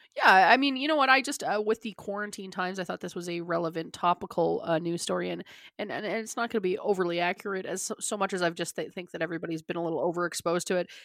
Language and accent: English; Calgary, Alberta, Canada; growing up in Canada and, uh, uh, Calgary specific, always cold, always snowing